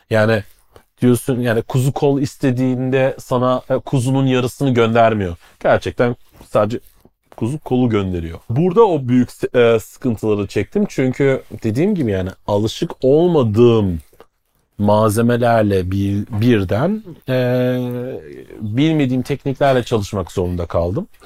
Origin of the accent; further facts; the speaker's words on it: Black Forest region, Stuttgart, Pforzheim, Baden-Württemberg, Germany; moved away as an adult; now in Istanbul, Turkey; daha güney tarafından Kara Orman bölgesi Stuttgart, Pforzheim, Schwarzwald aynen.